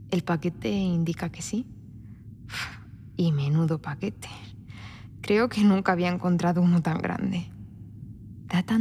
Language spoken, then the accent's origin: Spanish; Spain; Ah, Tanto se nota que soy española.